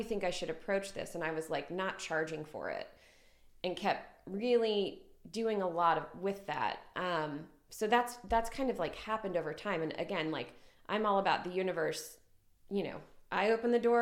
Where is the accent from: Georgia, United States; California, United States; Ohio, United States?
Ohio, United States; now in Greenville, United States; I grew up in Ohio in a very small town.